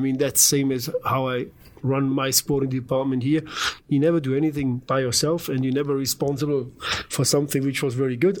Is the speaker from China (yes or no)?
no; Germany; moved away as an adult; also born or lived in Düsseldorf; now in St. Louis, United States; I'm from Germany